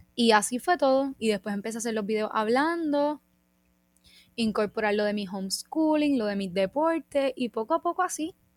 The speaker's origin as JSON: {"language": "Spanish", "country": "Puerto Rico", "said": "como de puertorriqueños tenemos mucho de España"}